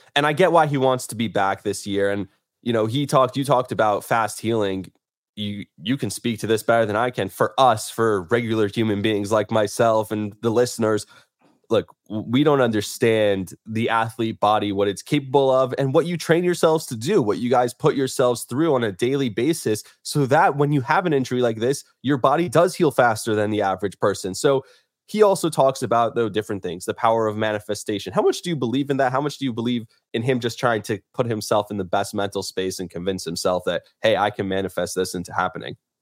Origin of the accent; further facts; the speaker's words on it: Bergen County, New Jersey, United States; I grew up in Bergen County